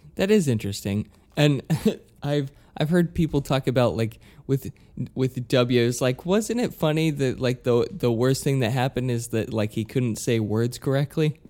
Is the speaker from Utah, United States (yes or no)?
yes; Utah, United States; moved away as an adult; also born or lived in New York; I'm from Utah